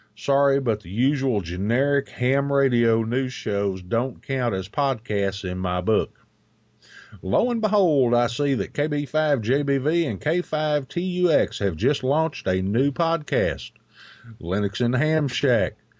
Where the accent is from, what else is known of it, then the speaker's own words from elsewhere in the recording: United States; we tend to Americanize words here in the U, good old U S of A.